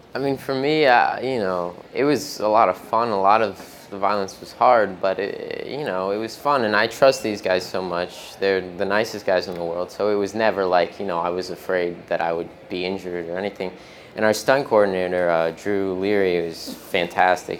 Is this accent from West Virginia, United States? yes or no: no; New York City, New York, United States; I am from New York. I was born in Manhattan, uh, but I live about an hour north of the city